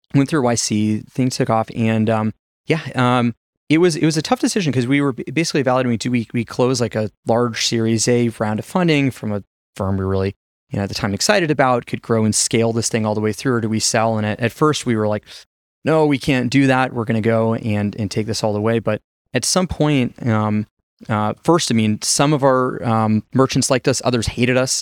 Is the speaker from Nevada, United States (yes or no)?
yes; Las Vegas, Nevada, United States; moved away as an adult; also born or lived in China; my hometown, Vegas